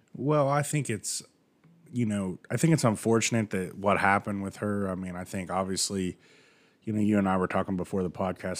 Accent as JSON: {"language": "English", "country": "United States", "said": "I'm from the United States"}